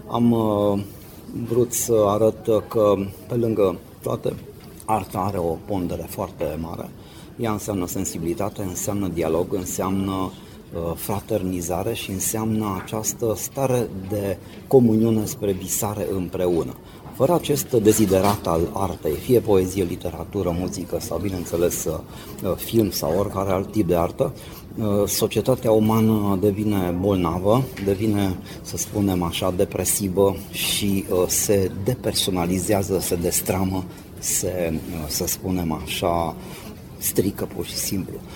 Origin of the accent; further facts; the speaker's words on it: Banat, Romania; suntem bănățeni și bineînțeles că m-am simțit foarte bine că am fost invitat.